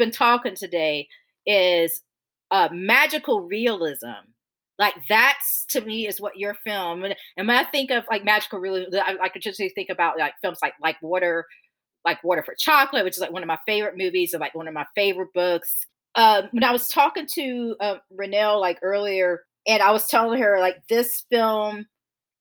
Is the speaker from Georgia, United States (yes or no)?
yes; Augusta, Georgia, United States; I was raised in Augusta, Augusta, Georgia